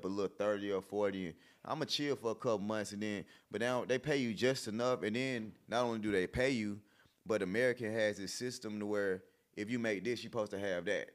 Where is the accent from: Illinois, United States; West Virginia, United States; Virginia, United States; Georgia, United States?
Georgia, United States; College Park; I'm from College Park, went to S.L. Lewis, the same elementary school that Gunner went